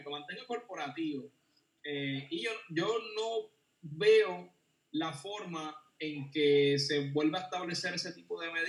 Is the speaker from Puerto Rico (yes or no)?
yes; Puerto Rico; Somos, eh, somos un territorio no incorporado, somos ciudadanos americanos